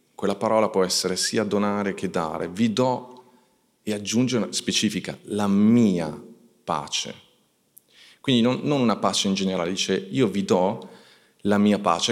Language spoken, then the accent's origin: Italian; Italy; noi siamo cresciuti in Italia